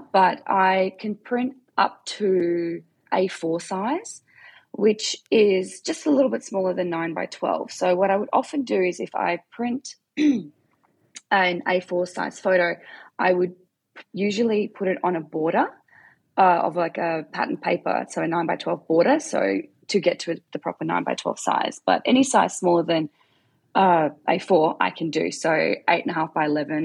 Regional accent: Perth, Western Australia, Australia; also born or lived in South Africa; I am from Perth in Australia

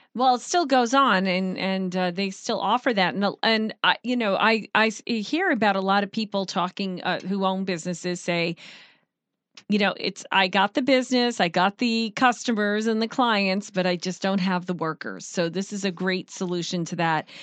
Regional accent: Long Island, New York, United States; moved away; I'm from Long Island

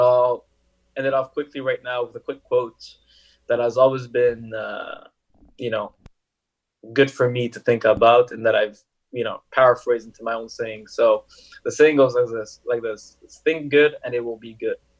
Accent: Montreal, Quebec, Canada; also born or lived in Paris, France; I came from France, Paris, where just French spoken, right? And I came into Montreal

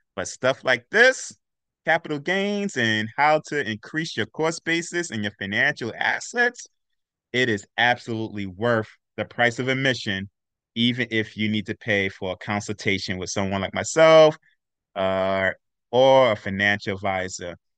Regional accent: New York City, New York, United States; I'm from Brooklyn, Brooklyn

